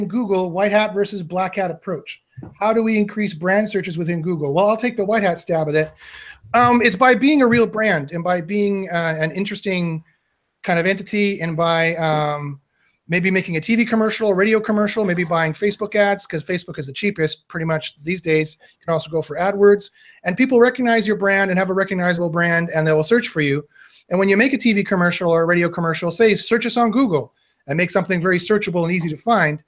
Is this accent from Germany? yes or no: no; Canada; I'm Canadian.